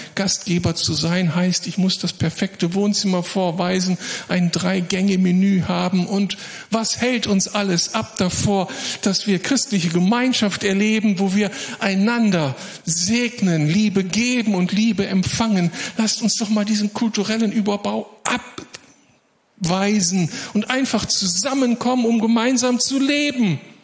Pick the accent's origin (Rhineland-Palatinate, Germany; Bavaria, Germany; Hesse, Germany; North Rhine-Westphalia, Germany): North Rhine-Westphalia, Germany; Moers; aus meiner Heimatstadt Mörs